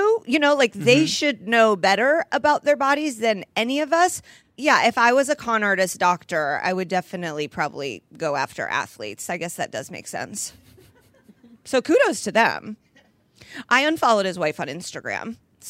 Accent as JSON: {"language": "English", "region": "Indiana", "country": "United States", "tie": "born or raised there", "said": "So obviously kicking off in my home state of Indiana."}